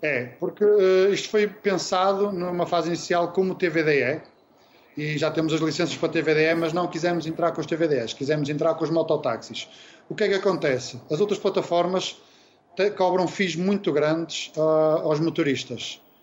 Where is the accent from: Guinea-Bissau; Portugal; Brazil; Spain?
Portugal; Vila Nova de Gaia, Norte; nós somos aqui de Gaia, aqui do norte, cá de cima